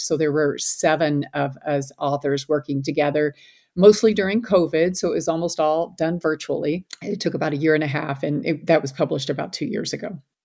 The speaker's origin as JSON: {"language": "English", "town": "Louisville", "region": "Kentucky", "country": "United States", "tie": "born or raised there", "moved": "as an adult", "lives_now": "Hardin, United States", "said": "I grew up in Louisville, Kentucky"}